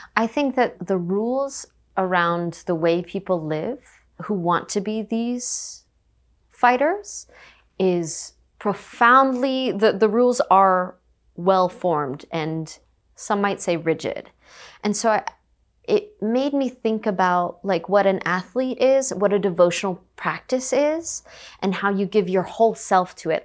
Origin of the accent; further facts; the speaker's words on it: United States; being Japanese American